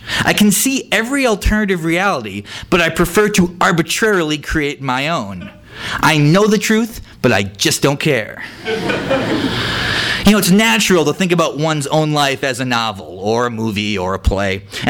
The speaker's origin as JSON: {"language": "English", "region": "Midwest", "country": "United States", "tie": "born or raised there", "said": "That was about like growing up in the Midwest and listening to hair metal"}